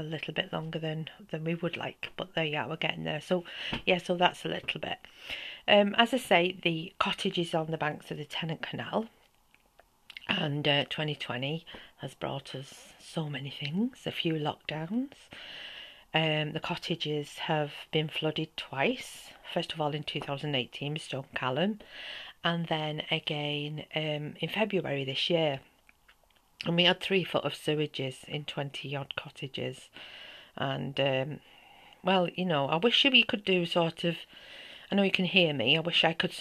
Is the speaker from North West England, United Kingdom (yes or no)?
yes; St Helens, North West England, United Kingdom; now in Neath Valley, Wales; I'm originally from the north of England, as you can probably tell with my accent, and from a small pit town called St. Helens.